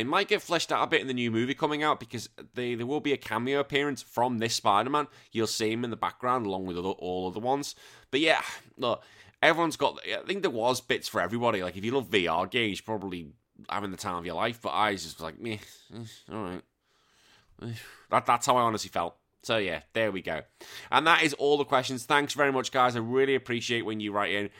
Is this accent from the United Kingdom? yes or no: yes; England, United Kingdom; being an Englishman